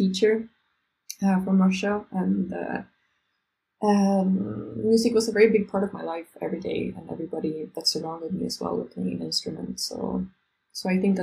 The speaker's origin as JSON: {"language": "English", "town": "Stockholm", "region": "Stockholm County", "country": "Sweden", "moved": "as an adult", "lives_now": "Barcelona, Spain", "said": "I'm originally from Sweden, from Stockholm."}